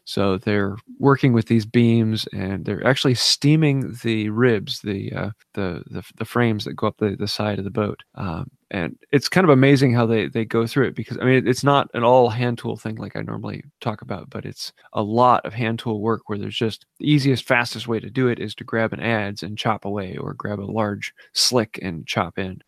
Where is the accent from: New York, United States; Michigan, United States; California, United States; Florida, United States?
Michigan, United States; Northern; I'm from Northern Michigan